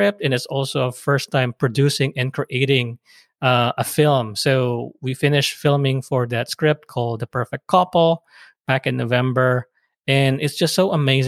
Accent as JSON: {"language": "English", "country": "Philippines", "moved": "yes", "lives_now": "United States", "said": "being immigrants from the Philippines"}